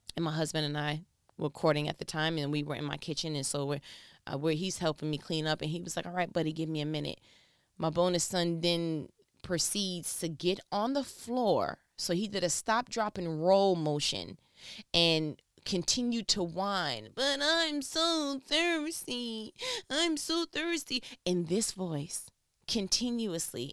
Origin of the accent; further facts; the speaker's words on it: New York, United States; I'm from New York